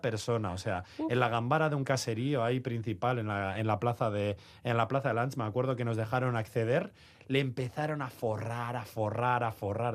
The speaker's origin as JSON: {"language": "Spanish", "town": "Trapagarán", "region": "Basque Country", "country": "Spain", "said": "soy de Trapagarán, casi"}